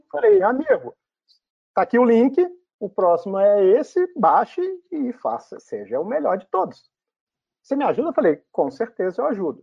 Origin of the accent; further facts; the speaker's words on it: Brazil; como brasileiro